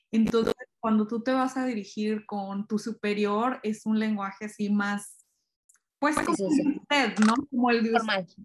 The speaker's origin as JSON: {"language": "Spanish", "country": "Mexico", "said": "Eso, esa, esa parte sí está muy parecida y como que a veces nos tiende como mexicanos a desesperar porque pues uno en el trabajo tuteas al jefe"}